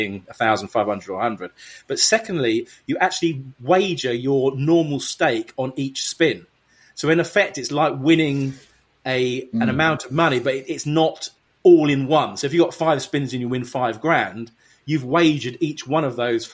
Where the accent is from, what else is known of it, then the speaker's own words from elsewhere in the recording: United Kingdom; in Vegas being a Brit